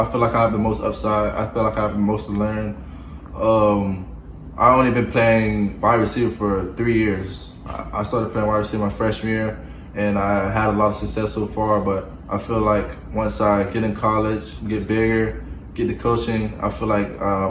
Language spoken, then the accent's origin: English; Florida, United States; I feel like I'm from Florida, so I feel like we're the best.